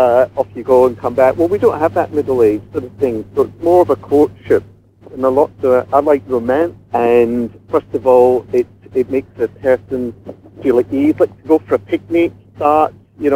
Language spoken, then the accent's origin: English; Scotland, United Kingdom; being a Scotsman, we wear a kilt.